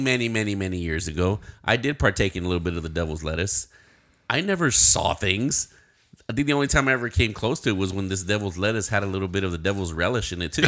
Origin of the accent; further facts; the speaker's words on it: Uvalde, Texas, United States; my hometown